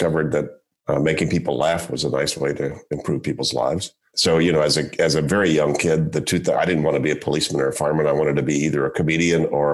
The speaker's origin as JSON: {"language": "English", "town": "Shreveport", "region": "Louisiana", "country": "United States", "tie": "born or raised there", "said": "I grew up in Shreveport, Louisiana"}